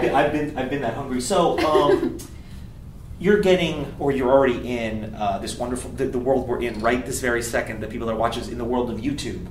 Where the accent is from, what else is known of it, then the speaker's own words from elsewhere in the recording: United States; now in Los Angeles, United States; I'm from New York, New Jersey